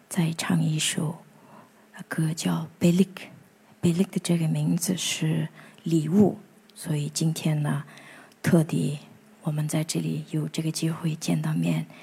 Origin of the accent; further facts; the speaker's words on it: Ordos, Inner Mongolia, China; 我是出生，长大在，呃，内蒙古的阿尔德斯大草原